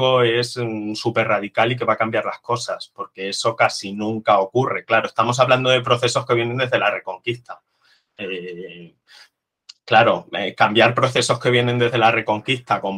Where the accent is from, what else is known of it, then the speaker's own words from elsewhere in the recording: Extremadura, Spain; now in Madrid, Spain; yo soy un extremeño que ha venido a Madrid